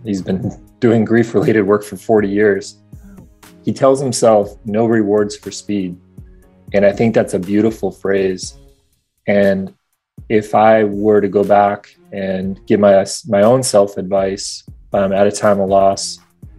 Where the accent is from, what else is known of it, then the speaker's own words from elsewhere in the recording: Midwest, United States; now in West Coast, United States; I grew up in the Midwest